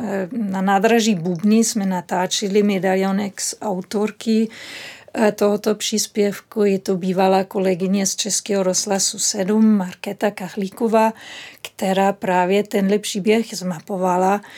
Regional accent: Berlin, Germany; Czech is a second language; moved away; Já pocházím z Berlína

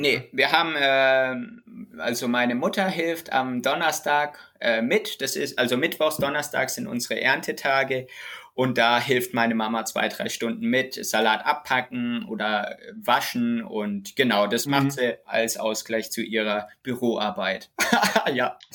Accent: Rhineland-Palatinate, Germany

